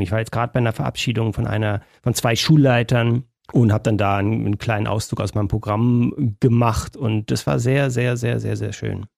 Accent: Germany; ich da als Deutscher

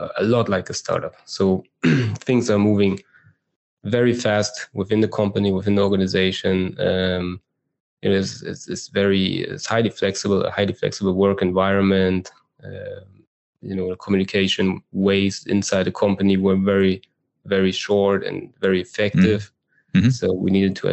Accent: Berlin, Germany; moved away as an adult; now in Israel; I am from Germany, as you say, and I do live in Israel because my wife is from here

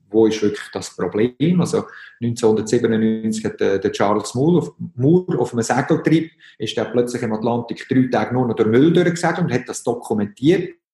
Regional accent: Switzerland; Und da fehlt mir teilweise auch ein bisschen die Erklärung, dass ähm, als Schweizer, wo wir ja zuerst mal alle verschiedensten Probleme haben.

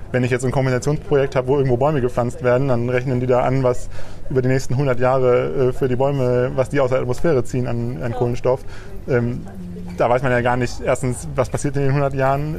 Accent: Leopoldshöhe, North Rhine-Westphalia, Germany; also born or lived in Bielefeld; now in Bremen, Germany; in dem kleinen Dorf oder Ort, in dem ich aufgewachsen bin

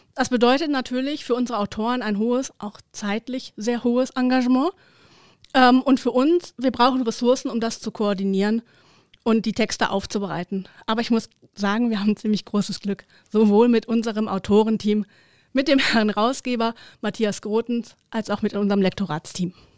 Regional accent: Herten, North Rhine-Westphalia, Germany; in meiner Heimatstadt, dem wunderschönen Herten

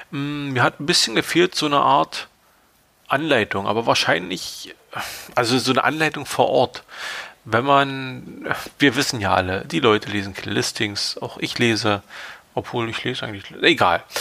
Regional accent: East Germany, Germany; gerade als Ostdeutscher mit irgendwie so Sowjet-Vergangenheit, DDR-Vergangenheit, kennt man das.

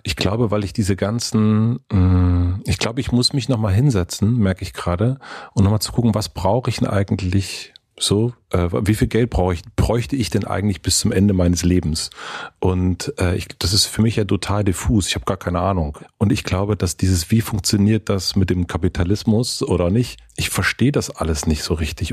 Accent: Southern Brandenburg, Germany; Ich komme her aus einer Familie aus Südbrandenburg mit einem sehr, sehr geringen Einkommen

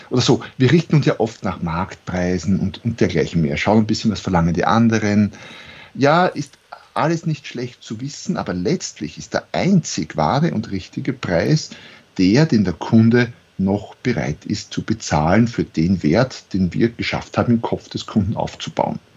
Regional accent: Austria; accent: Austrian

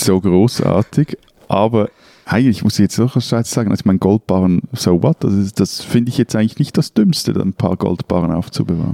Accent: Switzerland; als Schweizer

